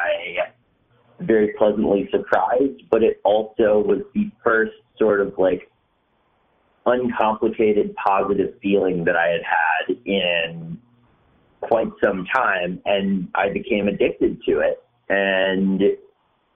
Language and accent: English; Western North Carolina, United States; moved away as an adult; also born or lived in New York / Los Angeles; I'm from Western North Carolina